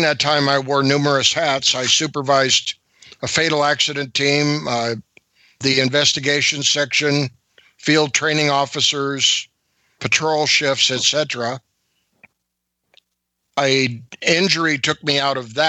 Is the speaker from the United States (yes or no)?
yes; San Francisco Bay Area, California, United States; moved away as an adult; also born or lived in Aberdeen, Washington; I grew up in the San Francisco Bay Area